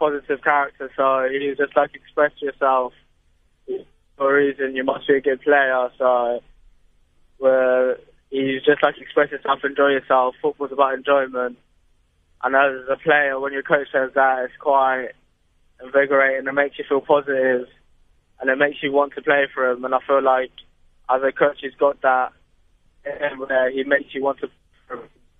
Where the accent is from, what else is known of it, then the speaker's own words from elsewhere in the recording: Durban, KwaZulu-Natal, South Africa; born there; Well, my nan's from the Eastern Cape, and I was born in Durban, but my dad lives in Johannesburg.